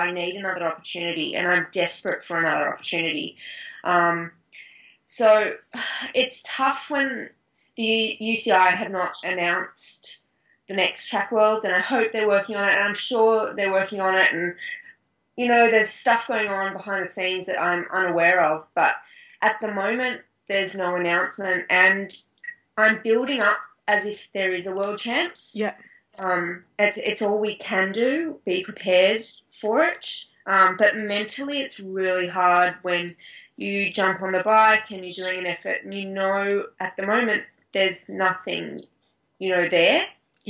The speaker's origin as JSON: {"language": "English", "country": "Australia", "said": "I guess I'm lucky with one of my main rivals being another Australian."}